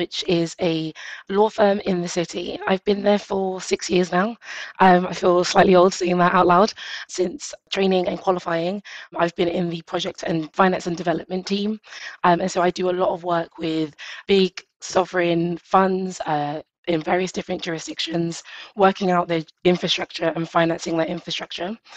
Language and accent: English; London, United Kingdom; I grew up in East London